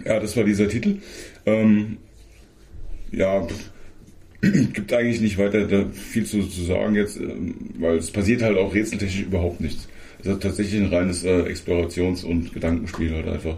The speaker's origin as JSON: {"language": "German", "country": "Germany", "said": "bei uns in Deutschland"}